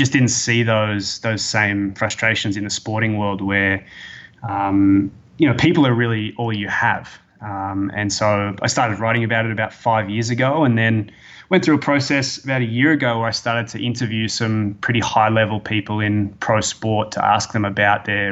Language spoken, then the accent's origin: English; Australia; accent: Australian; moved away as an adult; now in Toronto, Canada; I'm an Australian, obviously. You'll tell by my accent